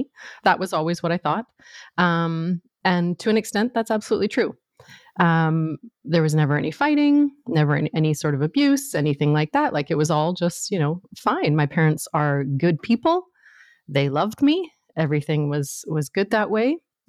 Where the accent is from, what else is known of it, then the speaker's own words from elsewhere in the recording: Northern Canada, Canada; So I grew up in Northern Canada, and there I was, this, you know, super shy, sensitive little white girl growing up in the North